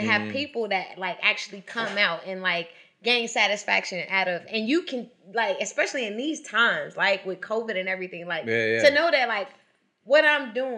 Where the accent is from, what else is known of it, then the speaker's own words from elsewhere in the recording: Chicago, Illinois, United States; I grew up in Chicago.